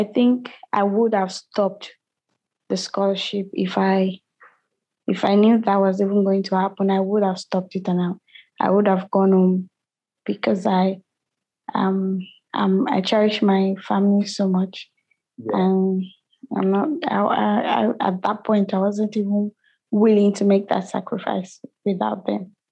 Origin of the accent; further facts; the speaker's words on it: Nigeria; I'm from Nigeria